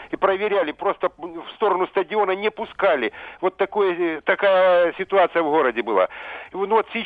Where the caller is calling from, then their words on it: Altai Krai, Russia; Э, добрый вечер. Я из Алтайского края звоню.